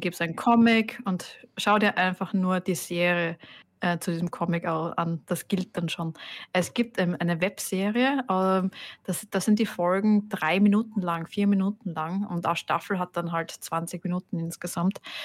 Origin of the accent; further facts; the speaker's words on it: Styria, Austria; also born or lived in Carinthia; wir in der Steiermark